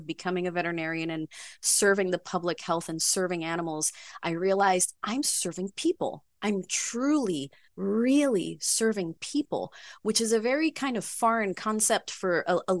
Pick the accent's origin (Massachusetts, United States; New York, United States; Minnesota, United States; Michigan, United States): New York, United States; New York City; also born or lived in Caribbean; I'm a native New Yorker, born and raised in Manhattan.